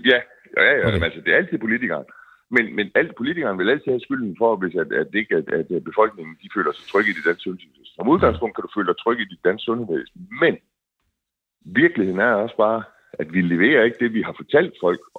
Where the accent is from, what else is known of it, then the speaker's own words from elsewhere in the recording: Denmark; vi skal kunne forvente som danskere på alle områder.